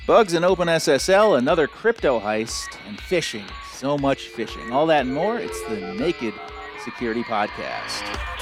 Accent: United States; we Americans

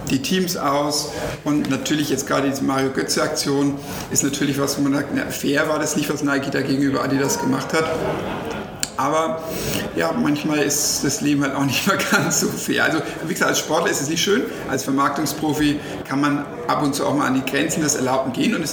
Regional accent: Nuremberg, Bavaria, Germany; Und natürlich, jetzt als Nürnberger ärgert man sich und sagt, naja, wenn wir diese Millionen von Red Bull hätten, dann könnte vielleicht auch der erste FC Nürnberg oder RB Nürnberg jetzt in der ersten Liga spielen.

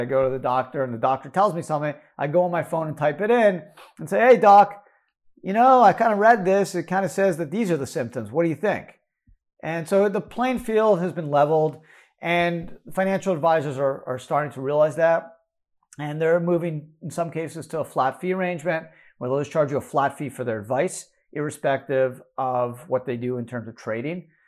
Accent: United States; as an American

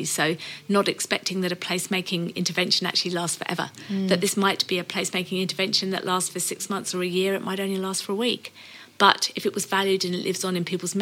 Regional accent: United Kingdom; now in Australia; being British

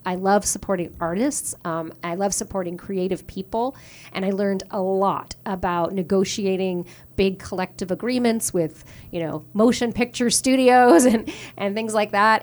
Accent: Newfoundland and Labrador, Canada; moved away as an adult; also born or lived in Ontario; now in Toronto, Canada; I was born and raised in Newfoundland, in, uh, just outside Saint John's, in a town called Loki Bay

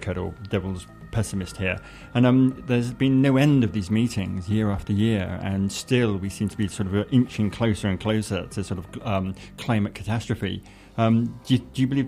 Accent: England, United Kingdom; speaking as an Englishman

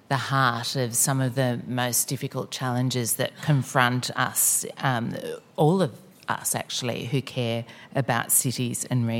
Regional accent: Northern Rivers, New South Wales, Australia; now in Sydney, Australia; Bundjalung country, where I grew up in the Northern Rivers of New South Wales

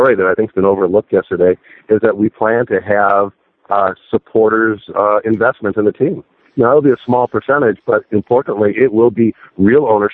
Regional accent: Chicago, Illinois, United States; moved away; it's my hometown. It's where I grew up.

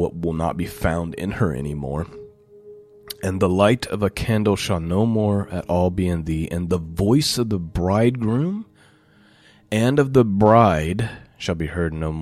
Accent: United States; I had the privilege of growing up in the United States of America as a child

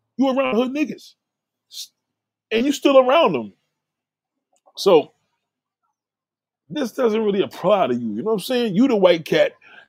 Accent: Midland Beach, New York, United States; I grew up in Midland. I'm in Park Hill with Ruckus and the boys.

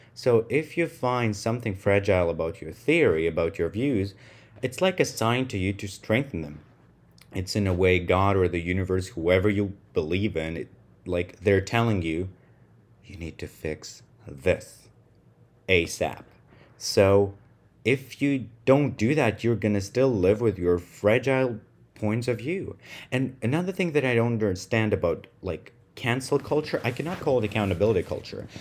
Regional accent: Russia; first language Russian; English is a second language; moved away as an adult; now in United States; So, I'm Russian, who right now lives in the United States. So, I spend most of my life with my native language, which is Russian, nineteen plus years.

